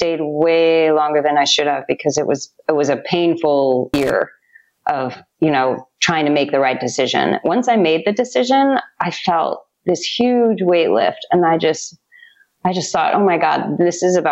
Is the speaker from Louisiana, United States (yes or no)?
no; outside of San Francisco, California, United States; moved away as an adult; also born or lived in New York City; now in Tulum, Mexico; I grew up outside of San Francisco